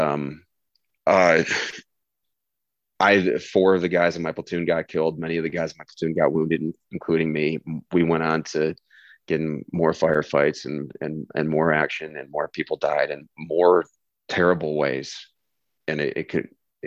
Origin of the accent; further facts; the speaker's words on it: Midwest, United States; I'm an American male from the Midwest